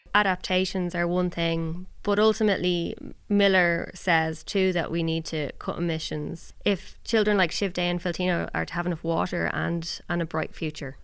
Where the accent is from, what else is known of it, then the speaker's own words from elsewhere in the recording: Ireland; now in Germany; I grew up in Ireland